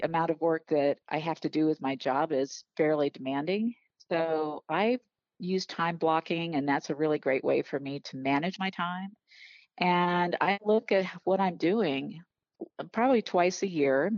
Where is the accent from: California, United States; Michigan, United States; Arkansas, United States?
Arkansas, United States; also born or lived in Iowa; I was born in Iowa, but we moved to Arkansas when I was seven